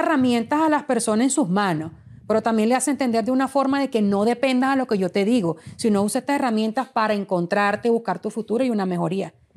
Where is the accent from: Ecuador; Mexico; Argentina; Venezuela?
Venezuela; moved away as an adult; Cuando me fui del país y emigré por primera vez